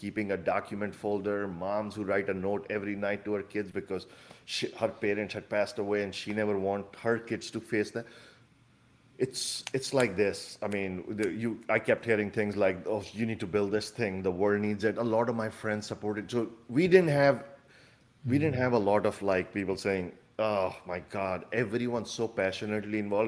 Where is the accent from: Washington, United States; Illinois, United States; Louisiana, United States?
Illinois, United States; Chicago; I'm from Chicago, so our startup is in Chicago.